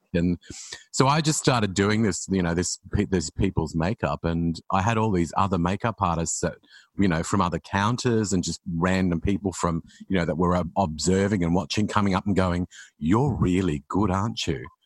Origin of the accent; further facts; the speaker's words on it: Queensland, Australia; moved away as an adult; also born or lived in Sydney; I moved to Sydney when I was from Queensland when I was about nineteen